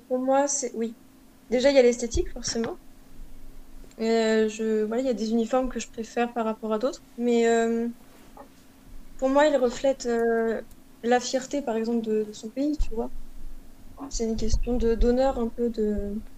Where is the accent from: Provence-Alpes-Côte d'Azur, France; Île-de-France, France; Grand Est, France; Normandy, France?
Normandy, France; en tant que Normand, je pense que c'est notre région